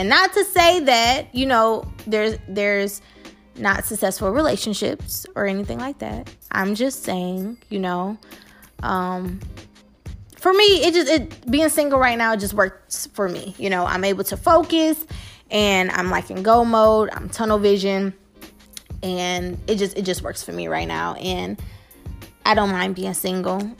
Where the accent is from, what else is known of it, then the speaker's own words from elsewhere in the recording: Detroit, Michigan, United States; I am from Detroit, Michigan, born and raised on the West Side.